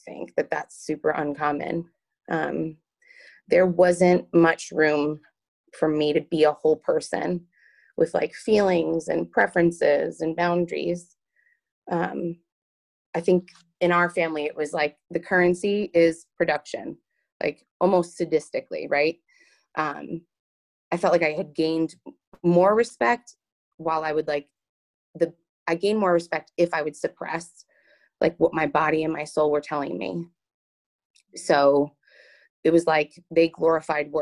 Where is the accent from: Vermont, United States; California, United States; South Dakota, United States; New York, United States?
New York, United States; Long Island; I'm from Long Island, New York. I was born and raised there